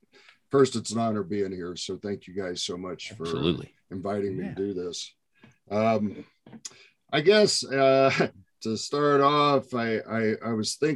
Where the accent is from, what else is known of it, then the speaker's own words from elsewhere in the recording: Indiana, United States; I grew up in Indiana.